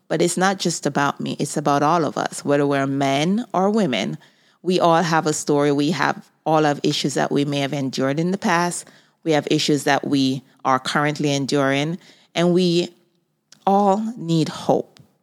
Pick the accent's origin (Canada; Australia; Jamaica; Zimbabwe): Jamaica; moved away as an adult; now in United States; I was born in Jamaica. I moved to the United States at the age of twenty-two years old